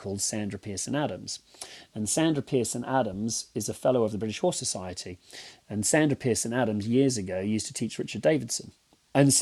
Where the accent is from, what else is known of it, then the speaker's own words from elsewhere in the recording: Jimboomba, Queensland, Australia; also born or lived in Britain; now in England; I grew up in Jimboomba. So, you know, my address was 95 Dundee Road, Jimboomba